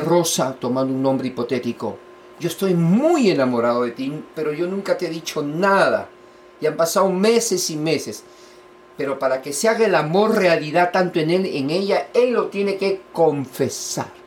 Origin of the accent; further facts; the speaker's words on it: Lima, Peru; yo nací en Perú, Lima, la capital